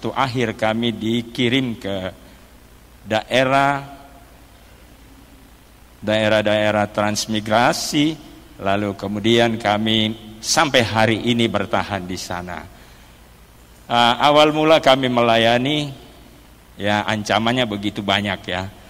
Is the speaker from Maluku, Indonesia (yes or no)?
yes; Maluku, Indonesia; also born or lived in Manado; Saya berasal dari Maluku tapi sudah lahir di Manado.